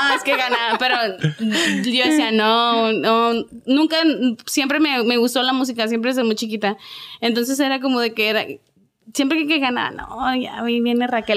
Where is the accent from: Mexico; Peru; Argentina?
Mexico; Ciudad Juárez, Chihuahua; soy de Ciudad Juárez, Chihuahua